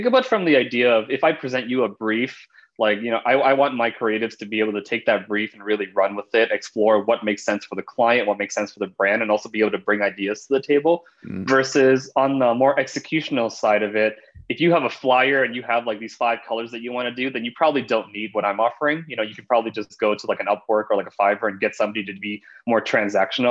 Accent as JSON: {"language": "English", "town": "Los Angeles", "region": "California", "country": "United States", "tie": "born or raised there", "said": "Born and raised in Southern California, Los Angeles area"}